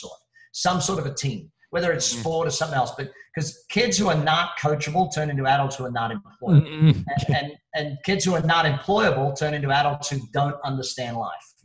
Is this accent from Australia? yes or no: yes; Australia; now in Las Vegas, United States; I'm Australian.